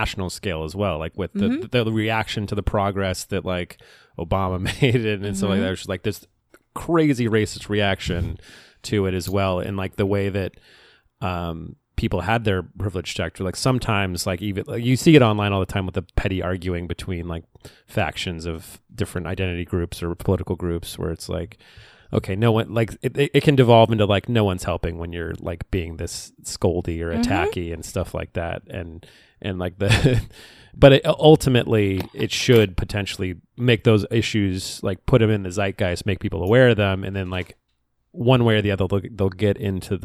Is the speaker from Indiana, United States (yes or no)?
no; San Diego, California, United States; I was raised in San Diego